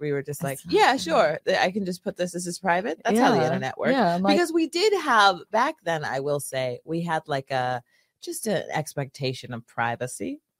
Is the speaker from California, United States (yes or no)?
yes; Rancho Cucamonga, California, United States; moved away; I grew up in Southern California.